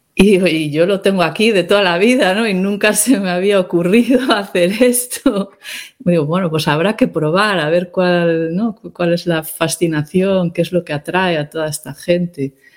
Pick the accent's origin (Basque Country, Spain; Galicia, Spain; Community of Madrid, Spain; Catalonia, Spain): Galicia, Spain; also born or lived in Ireland; de pequeña pues iba a Santiago con cierta frecuencia